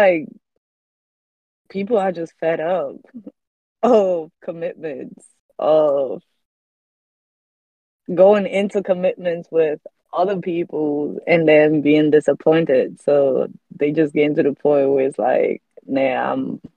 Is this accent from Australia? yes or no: no; Germany; also born or lived in Colombia; now in United States; Colombian, but I grew up in Germany, and yeah, now I'm in the States.